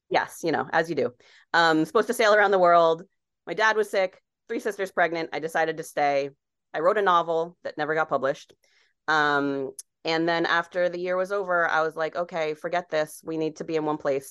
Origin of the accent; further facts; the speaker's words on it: Barrington, Rhode Island, United States; moved away as an adult; also born or lived in Los Angeles; I grew up on Rhode Island